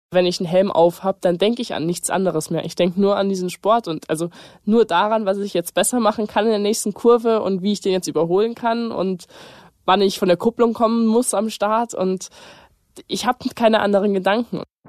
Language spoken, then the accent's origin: German; Munich, Bavaria, Germany; ich komme aus München, ich bin 18 Jahre alt und ich bin Rennfahrerin